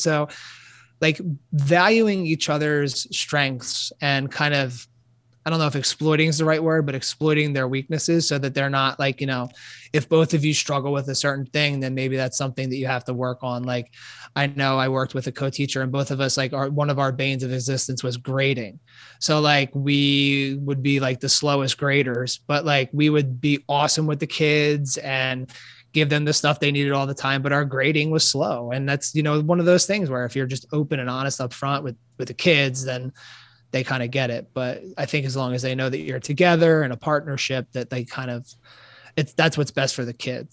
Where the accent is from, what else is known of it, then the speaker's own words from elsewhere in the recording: Philadelphia, Pennsylvania, United States; also born or lived in Maryland; born and raised in Philadelphia